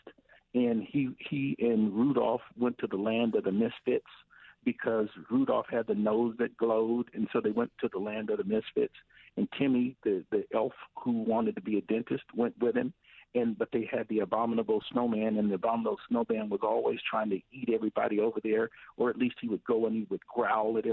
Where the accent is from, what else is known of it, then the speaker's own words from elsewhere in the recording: Tri-Cities, Washington, United States; We grew up over in the Tri-Cities